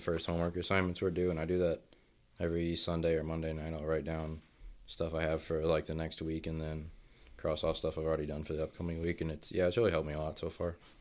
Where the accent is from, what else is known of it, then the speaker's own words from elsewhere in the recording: Troy, Missouri, United States; moved away; I'm from Troy, Missouri